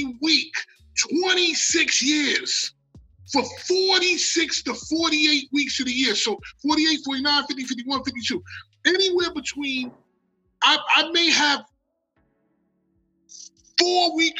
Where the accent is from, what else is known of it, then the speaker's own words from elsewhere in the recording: United States; I'm from America